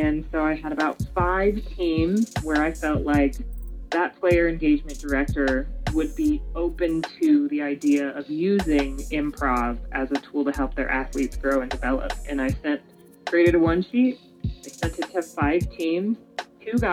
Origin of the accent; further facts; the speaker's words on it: Denver, Colorado, United States; also born or lived in New York City; me growing up in Denver, Colorado